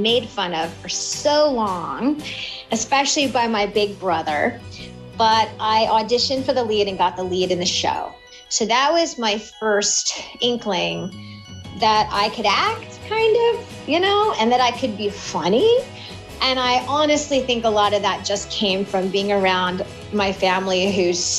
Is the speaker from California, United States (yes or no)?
yes; Pasadena, California, United States; also born or lived in Altadena, California; I'm a native. I'm from Pasadena and Altadena, California